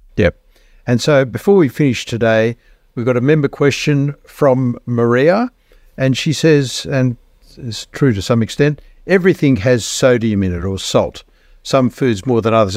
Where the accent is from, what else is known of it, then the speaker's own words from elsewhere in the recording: Australia; I am an Australian